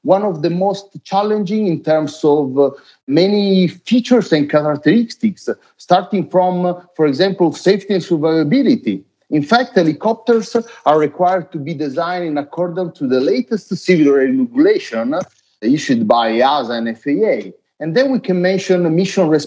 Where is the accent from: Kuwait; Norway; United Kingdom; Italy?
Italy; also born or lived in Varese; I'm from Italy, and I'm based near Milan at our headquarters in near Varese.